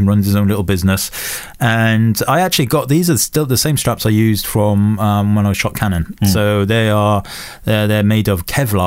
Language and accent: English; Welsh, Wales, United Kingdom; I'm Welsh